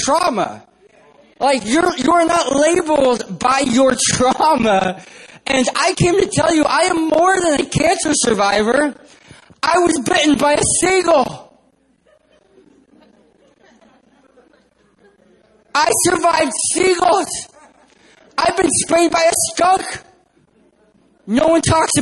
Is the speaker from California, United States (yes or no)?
yes; San Diego, California, United States; I'm from San Diego, California, not San Diego, Texas